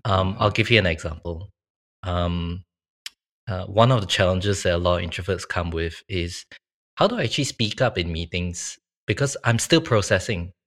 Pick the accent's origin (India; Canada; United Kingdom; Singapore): Singapore; moved away as an adult; now in Sydney, Australia; I was originally from Singapore